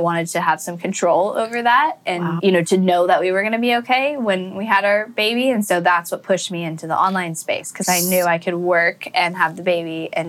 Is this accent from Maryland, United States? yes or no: no; Northern California, United States; I grew up in California in a nice, you know, where everybody knows everybody's business and you got to look good for the image community.